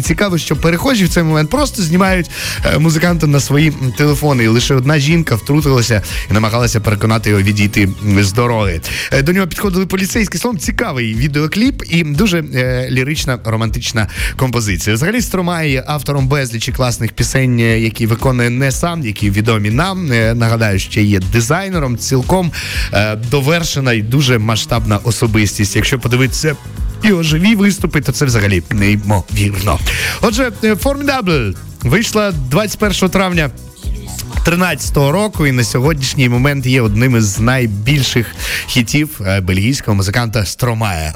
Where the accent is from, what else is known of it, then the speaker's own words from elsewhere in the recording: Myrhorod, Poltava Oblast, Ukraine; в моєму рідному Миргороді